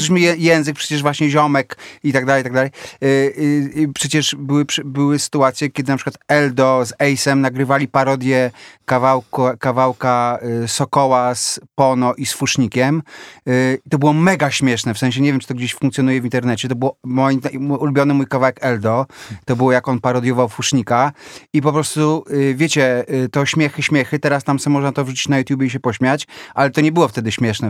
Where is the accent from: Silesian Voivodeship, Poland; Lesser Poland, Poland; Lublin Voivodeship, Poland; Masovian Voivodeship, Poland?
Masovian Voivodeship, Poland; Warsaw; ja się wychowałem w bloku na ulicy Herbsta 4